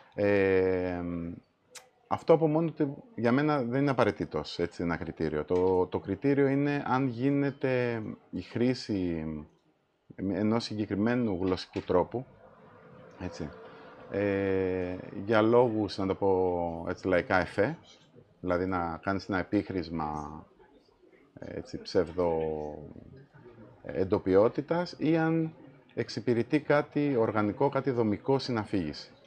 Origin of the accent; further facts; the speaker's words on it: Malesina, Central Greece, Greece; moved away as an adult; Εγώ έχω μεγαλώσει στην επαρχία.